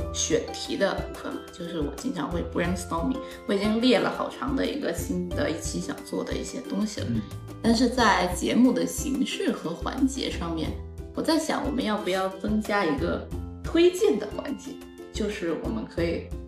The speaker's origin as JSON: {"language": "Chinese", "town": "Shantou", "region": "Guangdong", "country": "China", "tie": "born or raised there", "accent": "Chaoshan-accented Mandarin", "moved": "yes", "said": "我就是一个广东汕头人，我是一个潮汕人"}